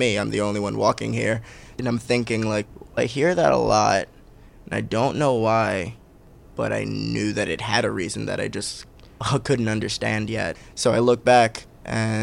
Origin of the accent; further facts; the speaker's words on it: New York City, New York, United States; I'm a Bay Ridge, Brooklyn, New York.